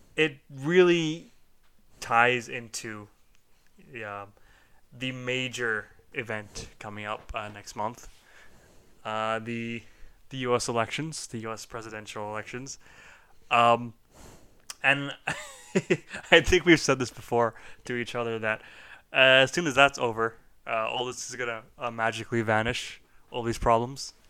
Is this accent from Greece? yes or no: no; Canada; we are Canadian